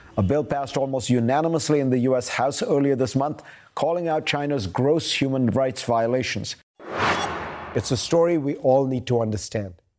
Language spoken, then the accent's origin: English; India; moved away; My country of origin is the world's largest democracy